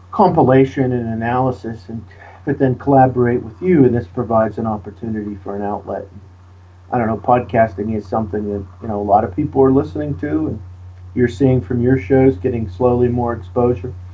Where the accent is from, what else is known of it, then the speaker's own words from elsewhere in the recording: Pittsburgh, Pennsylvania, United States; you know, we're both from the Pittsburgh area. My uh, graduate degrees are from Duquesne University, and my bachelor's degree is from Grove City College.